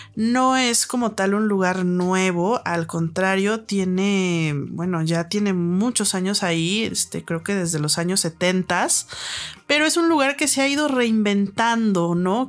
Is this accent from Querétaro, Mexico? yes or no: no; Guadalajara, Jalisco, Mexico; now in Mexico City, Mexico; soy de Guadalajara